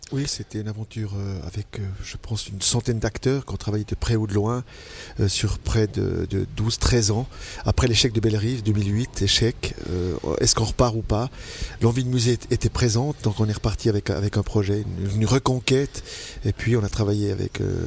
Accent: Vaud, Switzerland; je suis vaudois avant d'être suisse. Certes, j'ai un passeport suisse, mais, mais je suis vaudois dans l'âme

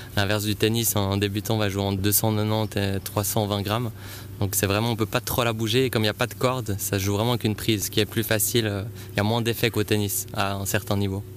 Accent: Aigle, Vaud, Switzerland; also born or lived in Saint-Symphorien; je viens de saint symphorin mais j'ai passé toute mon enfance à Aigle

